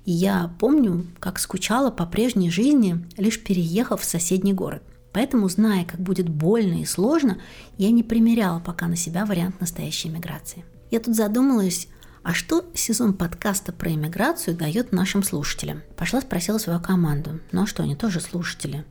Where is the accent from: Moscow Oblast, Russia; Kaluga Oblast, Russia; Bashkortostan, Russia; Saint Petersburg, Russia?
Moscow Oblast, Russia; Klin; moved away as an adult; also born or lived in Tver; now in Moscow, Russia; Я переехала в Москву из подмосковного города Клин, где родилась, училась в школе